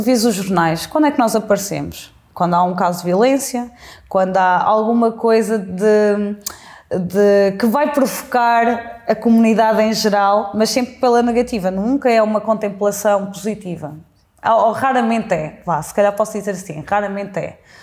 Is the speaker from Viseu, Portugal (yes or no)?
yes; Mangualde, Viseu, Portugal; moved away as an adult; also born or lived in Coimbra; now in Lisbon, Portugal; eu cresci em Mangualde